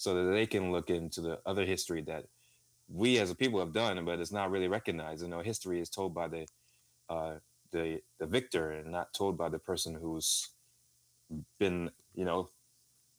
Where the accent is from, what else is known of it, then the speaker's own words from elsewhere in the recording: California, United States; I grew up in California